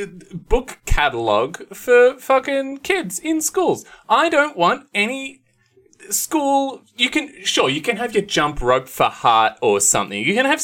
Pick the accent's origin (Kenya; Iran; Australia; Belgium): Australia; Ballarat, Victoria; I grew up in Ballarat, there was.